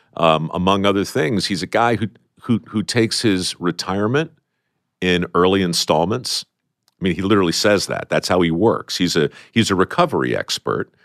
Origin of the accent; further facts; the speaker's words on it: Baltimore, Maryland, United States; I grew up in Baltimore